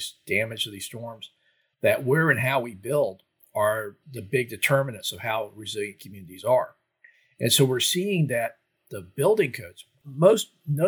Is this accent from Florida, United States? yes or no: yes; Florida, United States; growing up in Florida